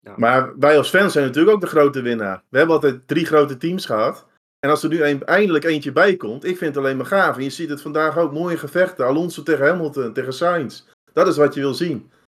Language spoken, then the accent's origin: Dutch; Netherlands; als Nederlanders